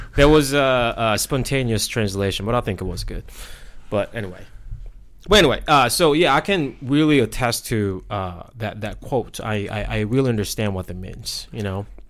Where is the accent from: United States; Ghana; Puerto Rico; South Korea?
South Korea; English is a second language; moved away; I speak Korean. I grew up in Korea as well.